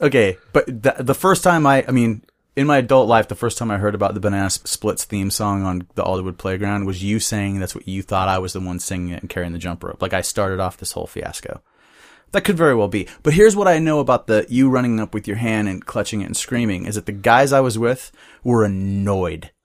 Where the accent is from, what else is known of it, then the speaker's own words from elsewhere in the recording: Bellingham, Washington, United States; also born or lived in Seattle; I was born and raised in Bellingham.